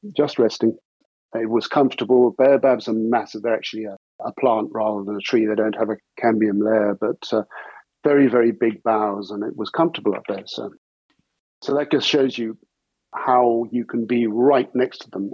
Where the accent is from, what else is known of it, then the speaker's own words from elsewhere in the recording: Herefordshire, West Midlands, United Kingdom; also born or lived in South Africa; I was born in South Africa and grew up on a farm there until I was about seven years old, at which point moved to Herefordshire in England. Grew up for the rest of my teenage years in Herefordshire on a farm there